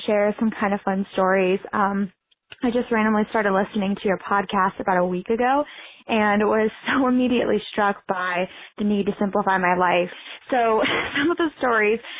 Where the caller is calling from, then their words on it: Alexandria, Virginia, United States; I'm calling from Alexandria, Virginia